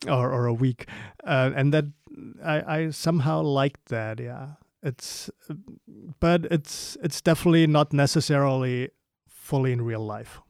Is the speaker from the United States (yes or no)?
no; Germany; growing up in Germany